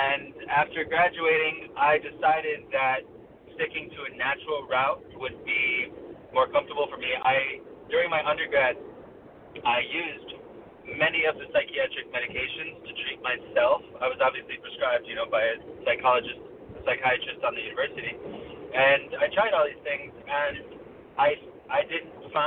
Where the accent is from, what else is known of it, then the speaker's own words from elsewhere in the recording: Rochester, New York, United States; also born or lived in Omaha, Nebraska; Grew up mostly in Rochester, New York. I moved to Rochester when I was about six